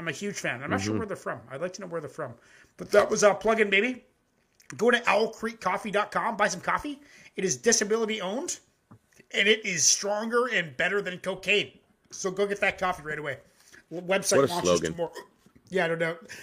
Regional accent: Elmira, Ontario, Canada; moved away; also born or lived in Nova Scotia; I was born in Nova Scotia, but I 7 to 17, I was in a town called Elmira, Ontario

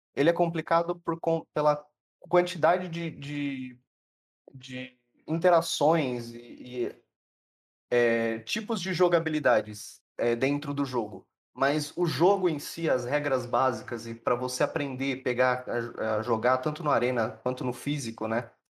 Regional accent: Votuporanga, São Paulo, Brazil; eu sou de Votuporanga

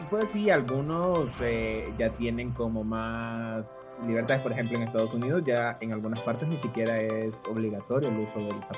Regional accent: Santa Ana, El Salvador; es de mi tierra Ciudad Morena

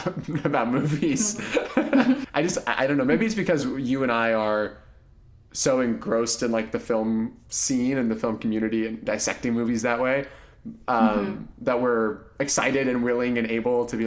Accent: Midwest, United States; I grew up in the Midwest and mostly white neighborhoods

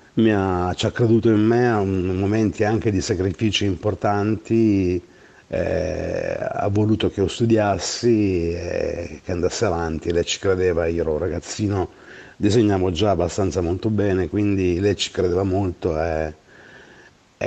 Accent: Gioia Tauro, Calabria, Italy; moved away; also born or lived in Bologna; al mio paese che amo, che è Gioia Tauro

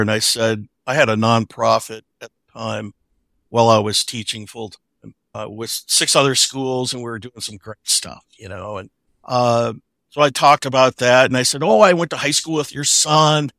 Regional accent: Omaha, Nebraska, United States; I grew up in Omaha, which is where Warren Buffett grew up

